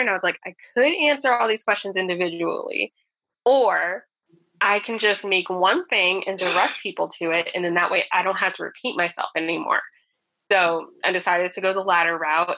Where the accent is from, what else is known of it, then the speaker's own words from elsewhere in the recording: New Jersey, United States; born and raised in North Jersey